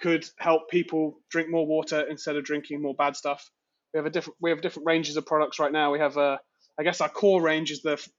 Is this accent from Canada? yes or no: no; United Kingdom; moved away as an adult; now in New York, United States; So I'm British. This isn't a put-on accent